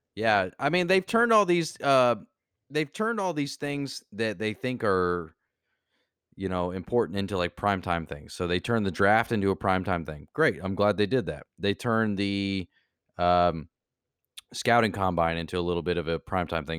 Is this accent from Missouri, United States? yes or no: yes; Kansas City, Missouri, United States; now in Florida, United States; I was born in Kansas City